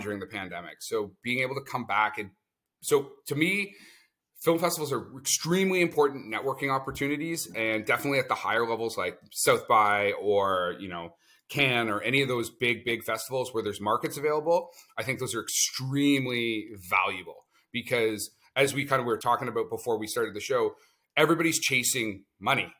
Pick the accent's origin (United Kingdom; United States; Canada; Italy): Canada; I'm a Canadian producer